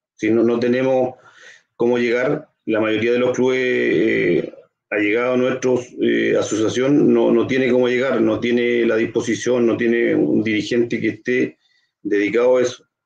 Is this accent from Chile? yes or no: yes; Concepción, Biobío, Chile; yo soy nacido y criado acá en Concepción